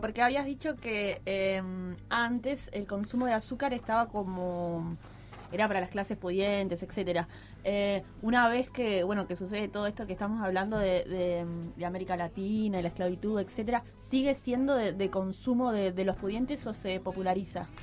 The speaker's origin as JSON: {"language": "Spanish", "country": "Uruguay"}